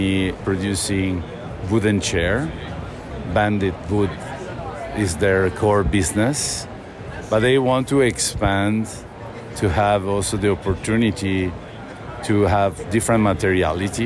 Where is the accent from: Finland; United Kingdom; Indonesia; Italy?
Italy; now in Sweden; I am Italian